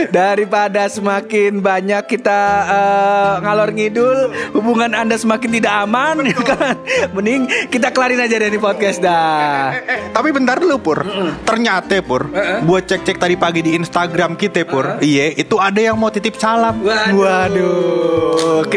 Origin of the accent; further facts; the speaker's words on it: Depok, West Java, Indonesia; Ultras Persikat Persatuan uh, Sepak Bola Kota Depok Depok lo Anda jangan mencela-cela kota saya kebanggaan saya itu